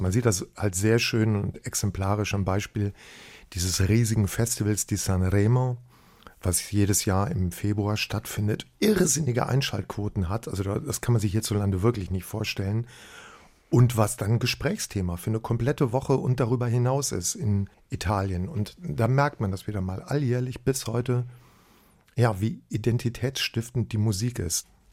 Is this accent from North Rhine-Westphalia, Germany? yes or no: yes; Bergisch Gladbach, North Rhine-Westphalia, Germany; bei uns daheim in Bergisch Gladbach